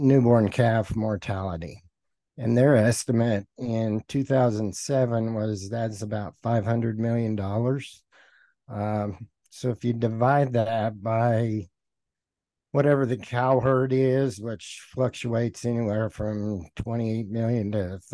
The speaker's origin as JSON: {"language": "English", "region": "Oklahoma Panhandle", "country": "United States", "tie": "born or raised there", "also_born_or_lived": "Hugoton, Kansas", "moved": "yes", "said": "I grew up in the Oklahoma Panhandle"}